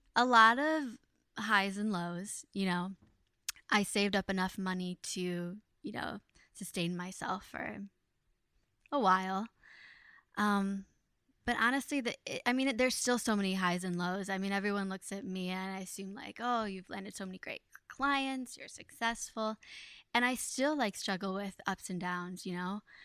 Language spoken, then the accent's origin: English; Ohio, United States; now in New York, United States; I like growing up in Ohio because it wasn't so busy